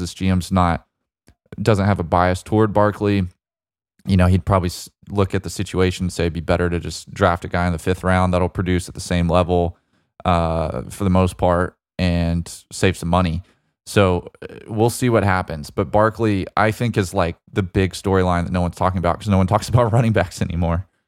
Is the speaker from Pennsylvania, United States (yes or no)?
no; Birmingham, Alabama, United States; my home state, uh, my home city of Birmingham, Alabama